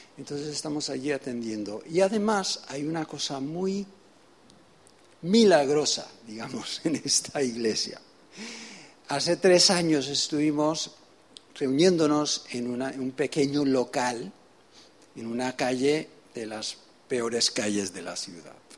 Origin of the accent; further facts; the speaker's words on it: Venezuela; also born or lived in United States / England; now in Spain; vengo de España, nací en los Estados Unidos, me crié en Venezuela